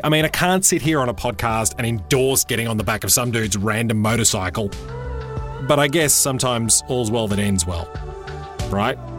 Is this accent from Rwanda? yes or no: no; Australia; I'm Australian